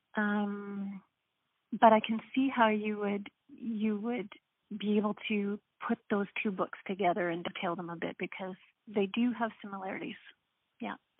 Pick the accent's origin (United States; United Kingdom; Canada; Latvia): Canada; an Irish Catholic, um, first generation Canadian